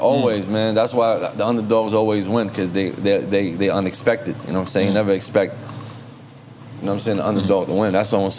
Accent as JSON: {"language": "English", "town": "New York City", "region": "New York", "country": "United States", "said": "I'm from the Bronx, okay. You know what I'm saying? I'm from the Bronx"}